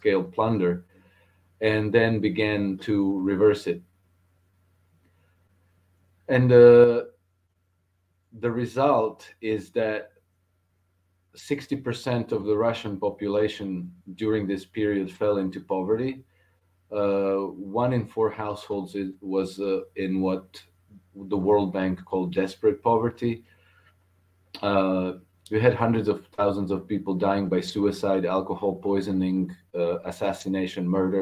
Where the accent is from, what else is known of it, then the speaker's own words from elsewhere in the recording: Croatia; former Yugoslavia, I'm from Croatia, but Croatia used to be part of former Yugoslavia